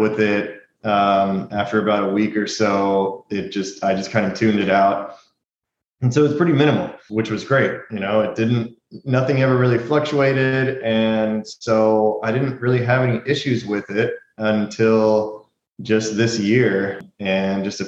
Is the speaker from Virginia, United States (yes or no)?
no; Houston, Texas, United States; moved away; I'm originally from Houston